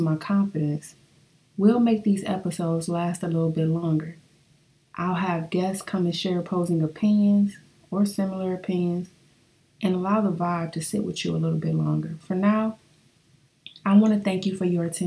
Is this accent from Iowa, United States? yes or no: no; Flint, Michigan, United States